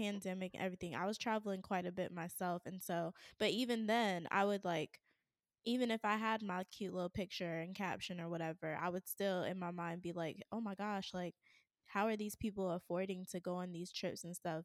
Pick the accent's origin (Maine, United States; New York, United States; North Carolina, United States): North Carolina, United States; Raleigh; moved away as an adult; also born or lived in Atlanta / California; I had to move back to my hometown, and Raleigh is not a small town